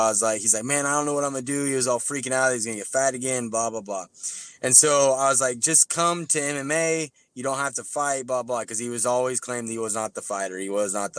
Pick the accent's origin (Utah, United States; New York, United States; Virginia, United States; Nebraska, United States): Nebraska, United States; Nebraska City; my hometown, Nebraska City, Nebraska